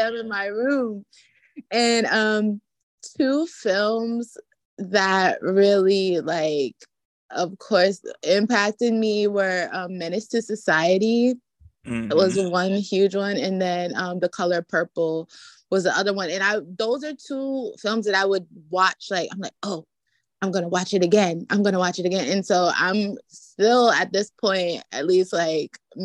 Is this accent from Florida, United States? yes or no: no; Baltimore, Maryland, United States; As a huge East Coaster, I was born in Bmore, my dad's from the Bronx, my mom's from North Carolina